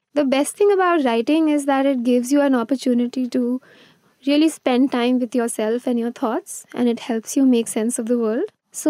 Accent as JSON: {"language": "English", "region": "Gujarat", "country": "India", "tie": "born or raised there", "also_born_or_lived": "Mumbai", "said": "I was born in Bombay, but I grew up in Gujarat, which is funny considering that I've written a Bombay novel now. I moved every 2 or 3 years."}